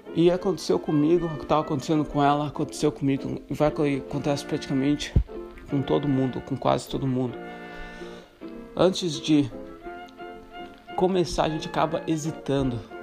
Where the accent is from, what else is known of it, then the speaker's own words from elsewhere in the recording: Santa Catarina, Brazil; moved away as an adult; also born or lived in Morocco / Ireland / Greece; sendo brasileiro, Santa Catarina